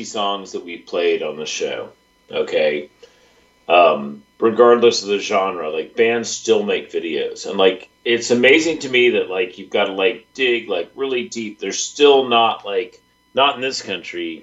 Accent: Richmond, United States; growing up in Richmond

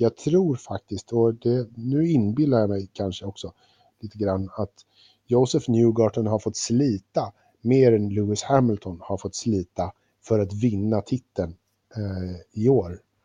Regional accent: Sweden

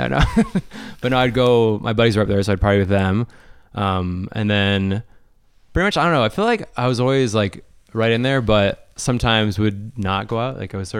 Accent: Mississauga, Ontario, Canada; Meadowvale, to be particular.

